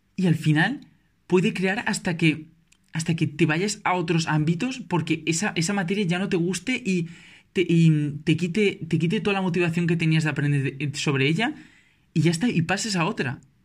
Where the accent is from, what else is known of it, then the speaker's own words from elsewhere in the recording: Valencia, Valencian Community, Spain; yo soy de Valencia